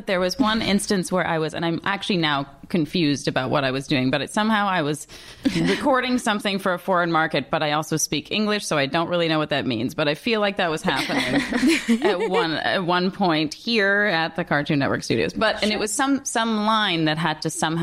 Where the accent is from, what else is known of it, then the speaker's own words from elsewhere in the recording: Toronto, Ontario, Canada; moved away; I grew up in Toronto and went to grade school there